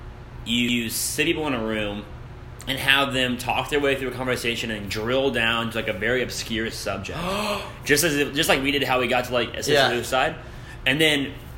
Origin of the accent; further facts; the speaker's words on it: Illinois, United States; moved away; I'm actually from Illinois.